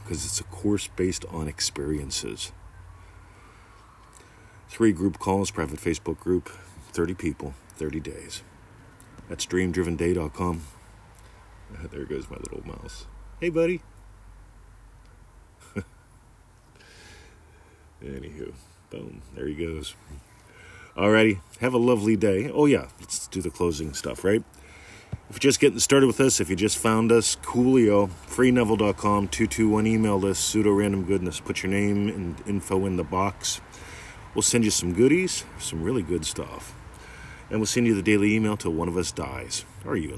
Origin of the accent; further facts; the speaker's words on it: near Pittsburgh, Pennsylvania, United States; now in Melbourne, Australia; I grew up near Pittsburgh